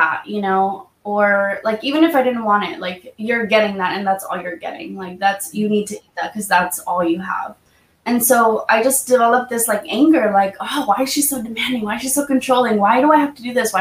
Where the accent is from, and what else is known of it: Half Moon Bay, California, United States; born or raised there; also born or lived in Mexico